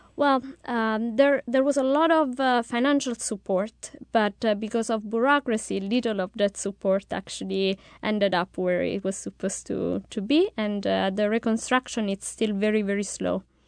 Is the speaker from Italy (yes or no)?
yes; Abruzzo, Italy; I'm from the South